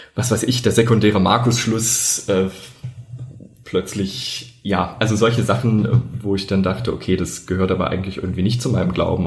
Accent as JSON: {"language": "German", "area": "a village in the southern Harz", "region": "Thuringia", "country": "Germany", "tie": "born or raised there", "said": "ich bin auf einem Dorf aufgewachsen im Südharz in Thüringen"}